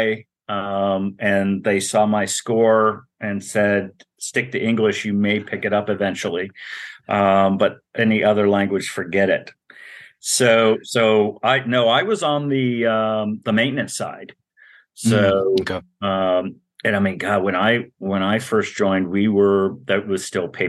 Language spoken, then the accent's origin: English; Montana, United States; moved away as an adult; we were middle class growing up in Montana